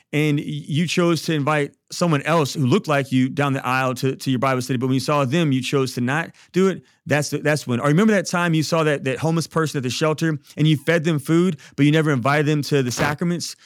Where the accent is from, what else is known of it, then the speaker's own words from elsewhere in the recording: Baton Rouge, Louisiana, United States; I'm from Baton Rouge